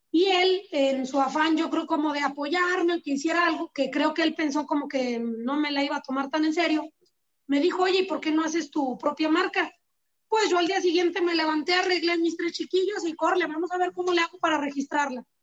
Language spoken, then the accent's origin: Spanish; San Julián, Jalisco, Mexico; yo soy de San Julián, Jalisco, y en San Julián pues la mayoría son ganaderos.